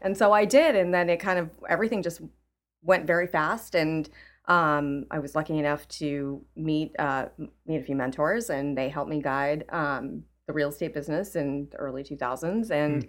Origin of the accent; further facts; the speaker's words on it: California, United States; now in Chicago, United States; I guess I'm a transplant from California. I moved to Chicago 15 years ago.